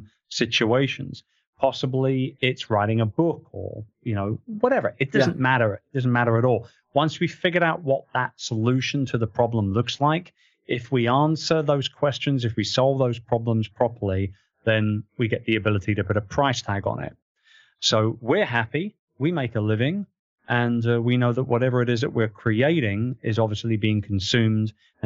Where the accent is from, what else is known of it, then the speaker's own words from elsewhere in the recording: United Kingdom; now in Philippines; I'm British.